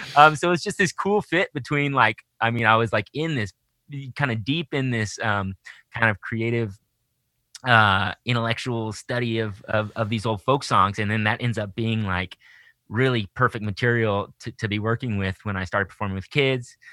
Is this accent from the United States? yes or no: yes; Austin, Texas, United States; moved away as an adult; also born or lived in Southern California; now in Portland, United States; I grew up, born and raised in Austin, Texas